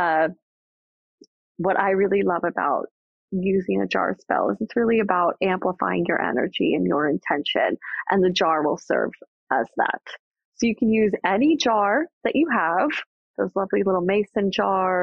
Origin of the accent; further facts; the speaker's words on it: New York, United States; I am a New Yorker